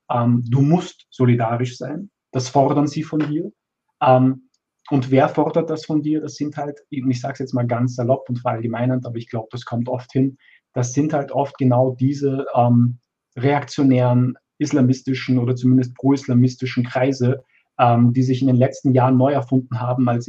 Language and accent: German; Austria; born there; ich bin in Österreich geboren. Ich bin, ich bin Teil dieser Gesellschaft.